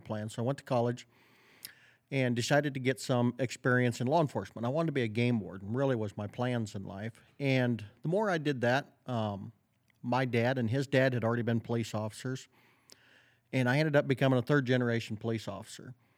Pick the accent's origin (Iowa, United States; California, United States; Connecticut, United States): Iowa, United States; Northwest; I grew up in Northwest Iowa